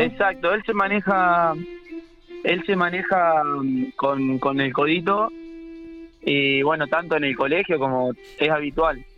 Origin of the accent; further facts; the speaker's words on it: General Pico, La Pampa, Argentina; Yo soy de General Pico